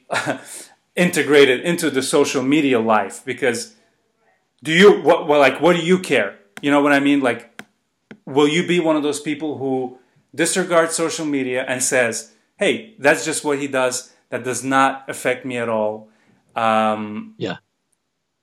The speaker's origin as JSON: {"language": "English", "town": "Baku", "country": "Azerbaijan", "tie": "born or raised there", "said": "I grew up in Azerbaijan."}